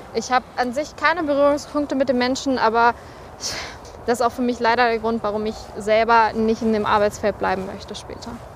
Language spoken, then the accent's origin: German; Recklinghausen, North Rhine-Westphalia, Germany; ich komme aus Recklinghausen.